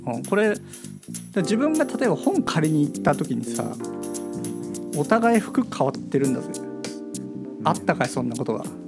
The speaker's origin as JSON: {"language": "Japanese", "region": "Gunma", "country": "Japan", "tie": "born or raised there", "said": "僕は群馬だった"}